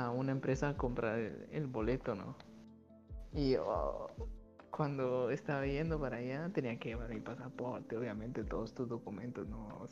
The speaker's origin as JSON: {"language": "Spanish", "country": "Guatemala", "tie": "born or raised there", "also_born_or_lived": "Russia", "moved": "as an adult", "said": "cuando cumplí mis 18 años fue que yo salí por primera vez de Guatemala a vivir solo"}